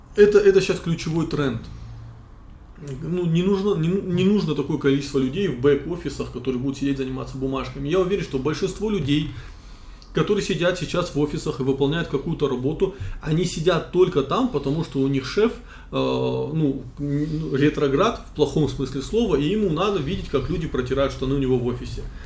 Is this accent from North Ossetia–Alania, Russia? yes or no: yes; North Ossetia–Alania, Russia; moved away as an adult; also born or lived in Moscow; я из Осетии